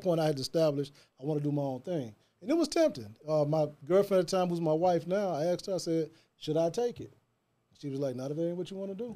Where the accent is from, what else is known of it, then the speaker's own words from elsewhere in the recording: Jackson, Tennessee, United States; moved away as an adult; now in Memphis, United States; Born and raised in Jackson, Tennessee. That's East Jackson, Tennessee.